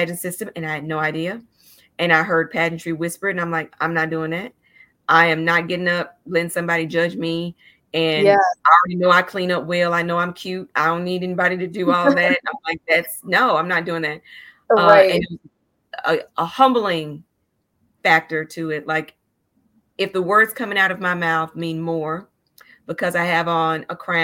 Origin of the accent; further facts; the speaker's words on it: Chattanooga, Tennessee, United States; I'm from Chattanooga and Tennessee